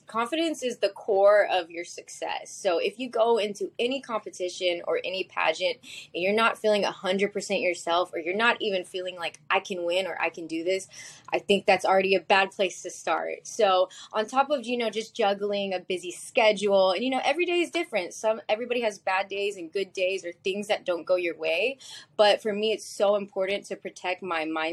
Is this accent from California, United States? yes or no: no; Texas, United States; So I grew up in Texas, but my dad is from Manila, Philippines